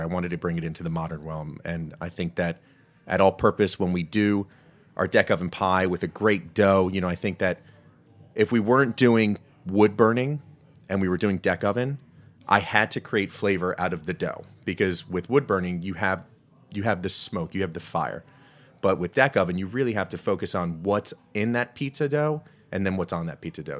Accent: New Jersey, United States; now in Washington, DC, United States; growing up in Jersey. So, I'm a, I'm a Jersey guy

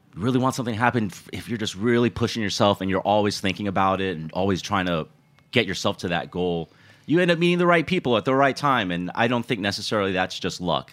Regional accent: Houston, Texas, United States; also born or lived in Austin, Texas; now in New York City, United States; I was born in Austin, but, um, my formative years were spent in Houston. So growing up in Houston

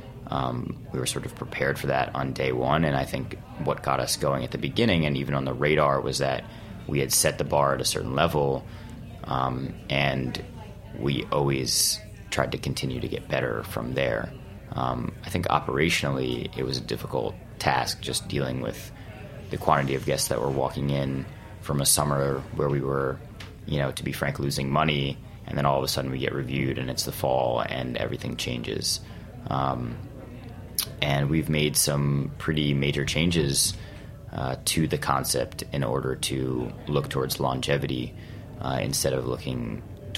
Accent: New York, United States; Jonah and I, the executive chef and owner, are both New Yorkers

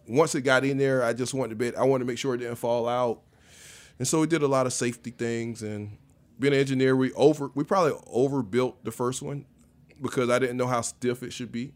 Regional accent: South Carolina, United States; I grew up in the farming, South Carolina

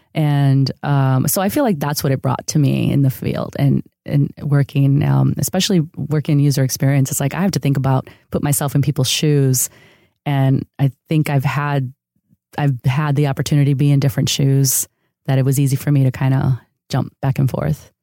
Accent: outside of Chicago, Illinois, United States; first language Spanish; English is a second language; also born or lived in San Diego, California; now in Los Angeles, United States; I grew up in a city outside of Chicago that was a huge uh, neighborhood of immigrants from Mexico. Uh, so Spanish was actually my first language.

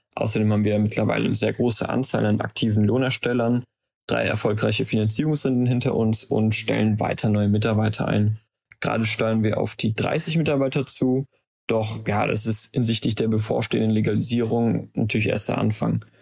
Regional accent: Aachen, North Rhine-Westphalia, Germany; also born or lived in Maastricht; von unserer Heimatstadt Aachen zur Uni in Maastricht

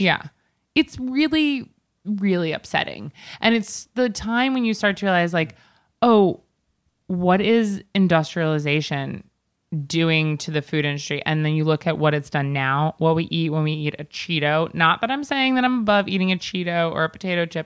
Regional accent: East Coast, United States; I'm from the East Coast

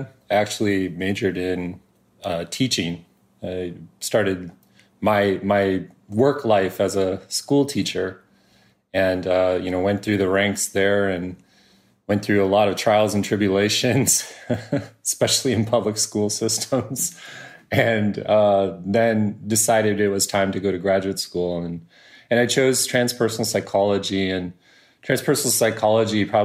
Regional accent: Minneapolis, Minnesota, United States; now in Santa Barbara, United States; I grew up in Minneapolis

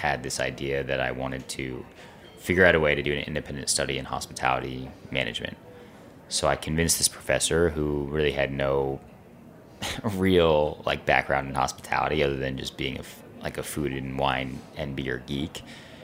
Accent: New York City, New York, United States; I grew up in New York City on the Upper West Side

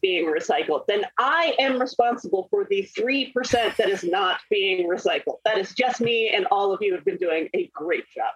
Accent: Scotland, United Kingdom; I'm Scottish

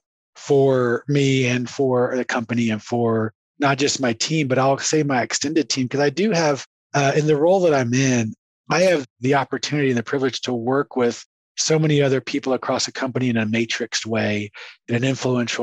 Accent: San Antonio, Texas, United States; also born or lived in Waxahachie, Texas / Dallas, Texas / Surrey, England / Boston, Massachusetts; now in Mansfield, United States; I was born in Waxahachie, Texas, right? I grew up in San Antonio, went to school in Dallas

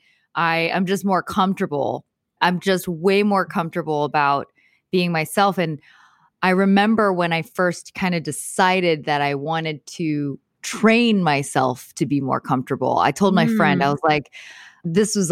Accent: Texas, United States; I grew up in Texas

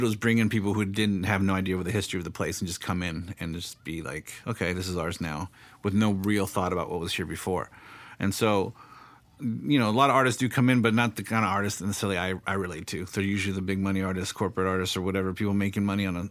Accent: South Bay, California, United States; I'm from the South Bay

